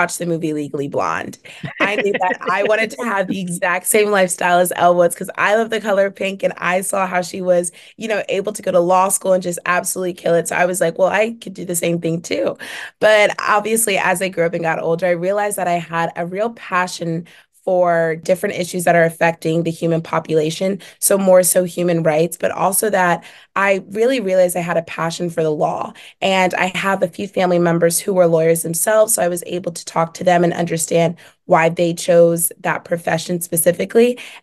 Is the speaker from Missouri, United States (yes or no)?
no; Philadelphia, Pennsylvania, United States; moved away as an adult; now in Syracuse, United States; my hometown community of Philadelphia, Pennsylvania